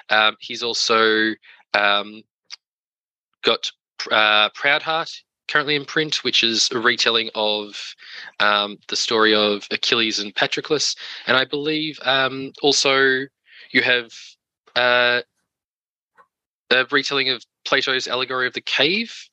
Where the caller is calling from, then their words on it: Melbourne, Victoria, Australia; I'm coming today from um, Wurundjeri land